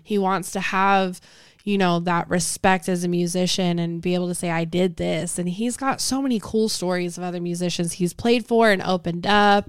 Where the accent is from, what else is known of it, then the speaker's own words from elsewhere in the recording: Las Vegas, Nevada, United States; moved away as an adult; now in Houston, United States; I'm from Las Vegas